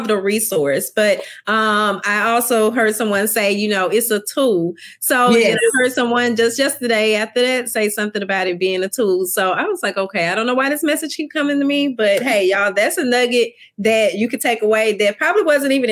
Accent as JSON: {"language": "English", "region": "Mississippi", "country": "United States", "moved": "yes", "lives_now": "Baton Rouge, United States", "said": "I'm originally from Mississippi"}